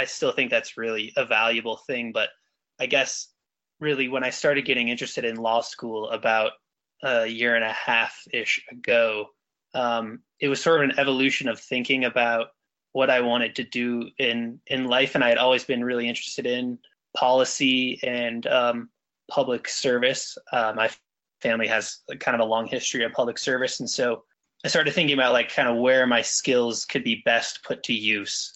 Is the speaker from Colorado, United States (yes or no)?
yes; Colorado, United States; I am from Colorado. I was born in Colorado and I still live here in Denver